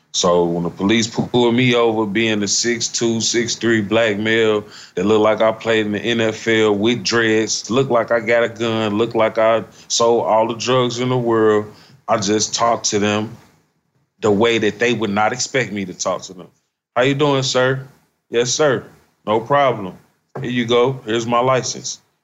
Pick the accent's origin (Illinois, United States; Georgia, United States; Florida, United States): Illinois, United States; Chicago; moved away as an adult; also born or lived in Nashville; Growing up in Chicago